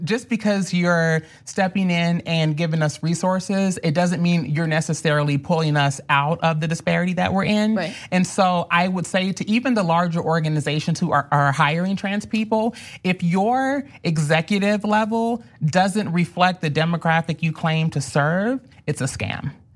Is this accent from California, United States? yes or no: no; Louisville, Kentucky, United States; moved away as an adult; now in Los Angeles, United States; I'm originally from Louisville, Kentucky